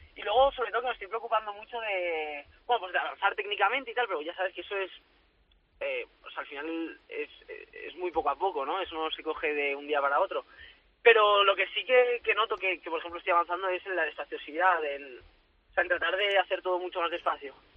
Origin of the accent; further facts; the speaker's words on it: Valencia, Valencian Community, Spain; en mi tierra